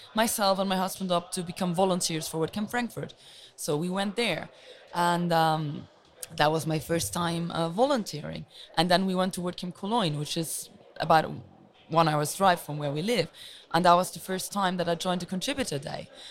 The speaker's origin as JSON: {"language": "English", "country": "Luxembourg", "said": "I'm originally from Luxembourg, which is a very small country"}